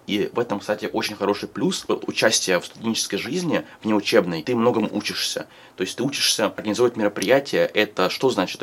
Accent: Moscow, Russia; Я а, родился и вырос в Москве

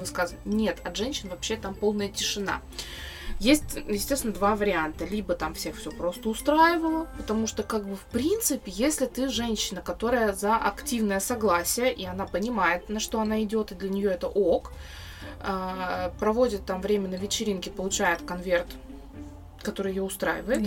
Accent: Russia; я родилась в России

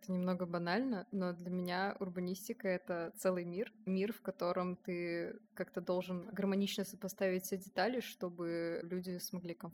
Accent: Samara, Samara Oblast, Russia; Я вообще приехала из Самары, сейчас на втором курсе УГТР.

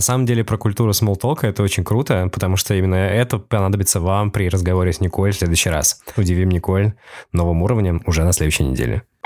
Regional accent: Petrozavodsk, Republic of Karelia, Russia; now in Saint Petersburg, Russia; Я вообще родился в Петрозаводске

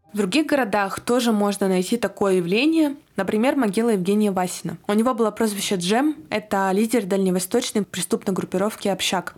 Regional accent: Yekaterinburg, Sverdlovsk Oblast, Russia; из города Екатеринбурга. Это мой родной город

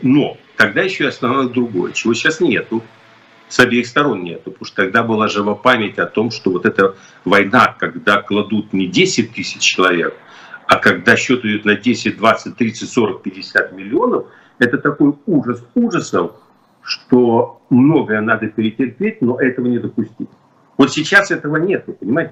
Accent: Ukraine; moved away; я вырос в Украине

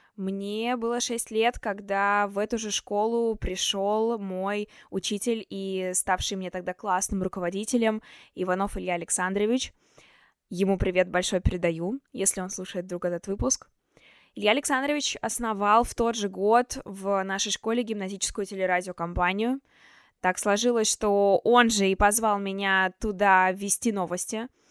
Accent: Chelyabinsk, Chelyabinsk Oblast, Russia; moved away as an adult; now in Moscow, Russia; Я из Челябинска, но уже год живу и учусь в Москве на журналистике в Вышке

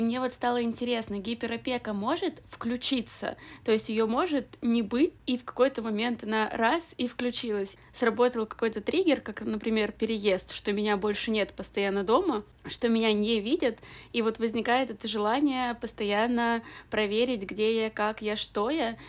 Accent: Perm, Perm Krai, Russia; moved away as an adult; now in Moscow, Russia; в родном городе

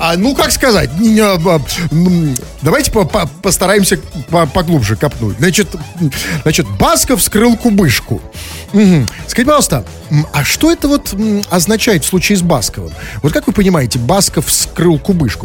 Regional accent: Saint Petersburg, Russia; я, петербуржец

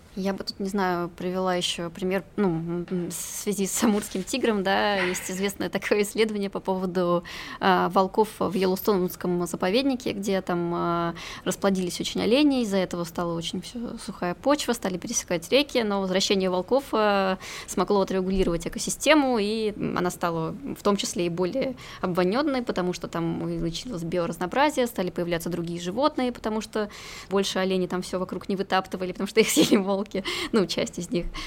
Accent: Murmansk Oblast, Russia; я сама из Мурманской

